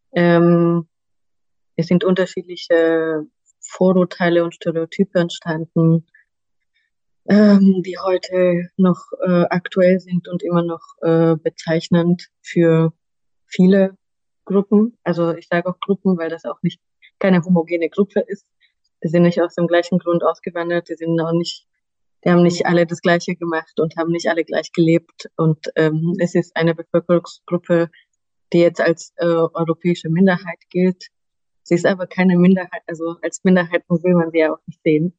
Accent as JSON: {"language": "German", "country": "Romania", "moved": "yes", "lives_now": "Germany", "said": "ich komme ursprünglich aus Rumänien"}